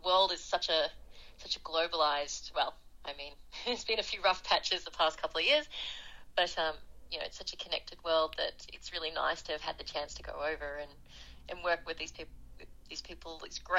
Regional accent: Australia; also born or lived in South Africa; I went over there as an Australian volunteer for international development

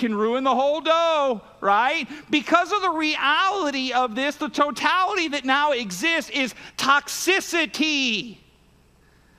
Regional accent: United States; I grew up in Warren County. I've been here basically my whole life outside of some military stuff

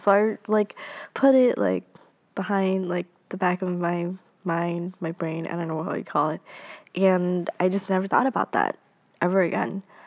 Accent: Boston, Massachusetts, United States; I was born and raised in Boston

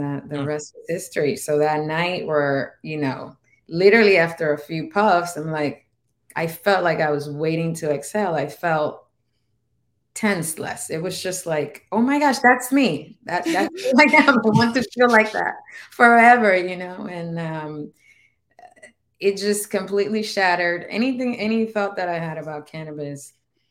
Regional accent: Dominican Republic; first language Spanish; English is a second language; moved away; I'm from the Dominican Republic

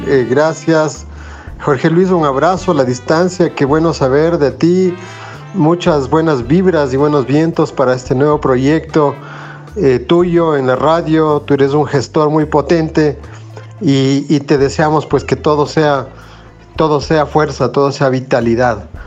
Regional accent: Ecuador; siendo ecuatoriano

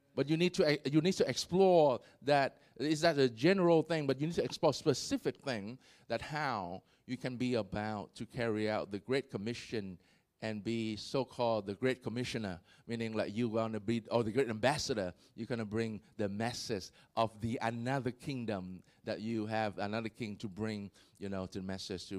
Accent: Vietnam; I was born in Vietnam

